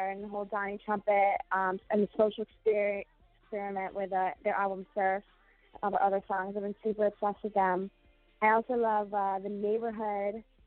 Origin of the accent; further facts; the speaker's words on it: Jamestown, New York, United States; moved away as an adult; now in New York City, United States; I'm originally from Jamestown, New York, like Buffalo, New York area. And I moved here to New York City a couple years ago